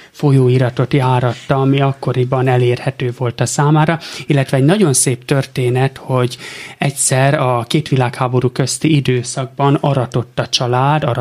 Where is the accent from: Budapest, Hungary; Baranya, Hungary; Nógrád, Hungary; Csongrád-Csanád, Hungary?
Baranya, Hungary; Pécs; born there; Pécset születtünk, de tulajdonképp csak megszülettünk ott, mivel koraszülöttek